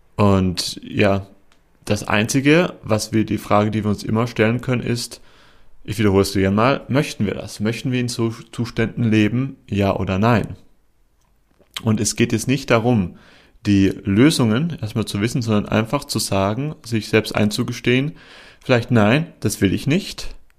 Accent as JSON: {"language": "German", "country": "Germany", "moved": "as an adult", "lives_now": "Portugal", "said": "in mein Heimatland nach Deutschland"}